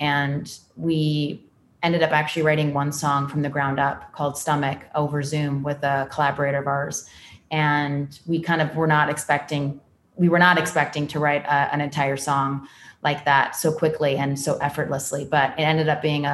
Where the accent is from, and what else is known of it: California, United States; born or raised there